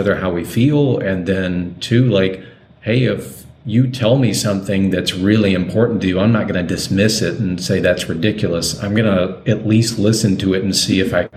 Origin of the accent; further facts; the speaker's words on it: Deep South, United States; growing up in the Deep South